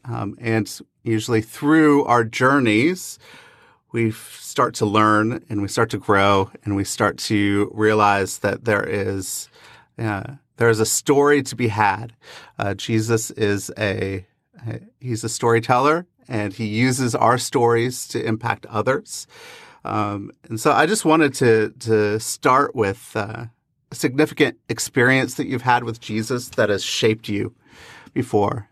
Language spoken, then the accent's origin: English; Pacific Northwest, United States; growing up in the Pacific Northwest